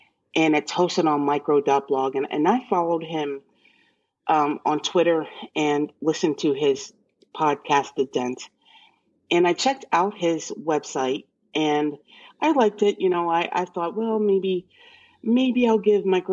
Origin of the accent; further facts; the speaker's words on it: Central Pennsylvania, United States; I'm from Central Pennsylvania